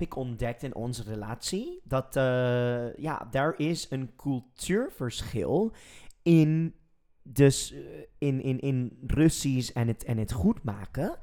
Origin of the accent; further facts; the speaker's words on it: United States; Dutch is a second language; now in Netherlands; en dan ben ik Amerikaans